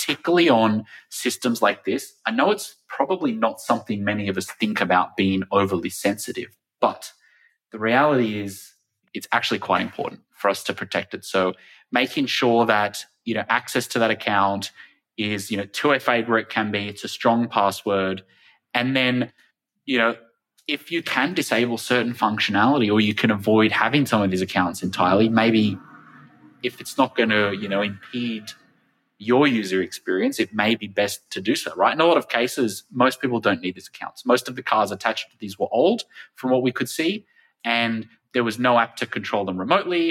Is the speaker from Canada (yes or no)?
no; Australia; my home country of Australia